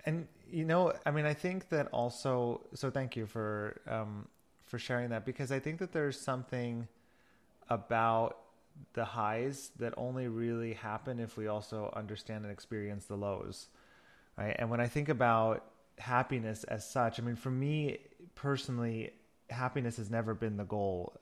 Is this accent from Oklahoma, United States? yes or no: no; New York, United States; moved away as an adult; also born or lived in Berlin / Barcelona; now in Germany; I'm originally from New York and have been living in Germany for the last 14 years